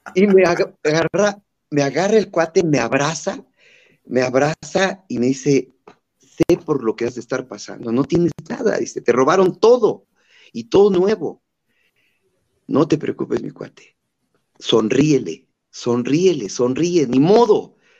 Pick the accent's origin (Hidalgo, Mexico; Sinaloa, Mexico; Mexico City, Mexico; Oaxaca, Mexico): Hidalgo, Mexico; Chapantongo; mi pueblito natal de Chapatongo